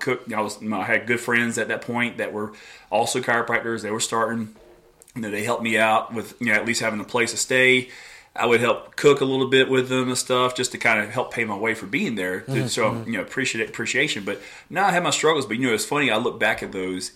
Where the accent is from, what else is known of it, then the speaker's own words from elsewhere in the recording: Florence, South Carolina, United States; also born or lived in California; now in Greenville, United States; I'm originally from Florence and then moved back to Greenville